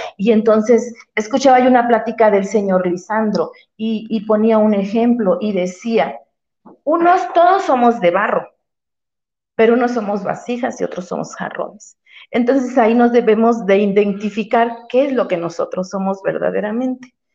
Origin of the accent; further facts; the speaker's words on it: Veracruz, Mexico; also born or lived in Puerta Cañada, Puebla; now in Cañada Morelos, Mexico; Yo mis raíces son de Jarochas. Yo vengo del estado de Veracruz.